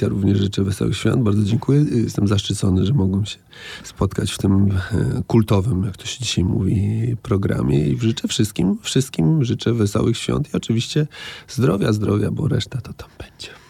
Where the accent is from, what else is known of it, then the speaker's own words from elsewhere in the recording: Białystok, Podlaskie Voivodeship, Poland; moved away; to moje rodzinne miasto i, i myślę sobie, że fajnie, że tam mieszkałem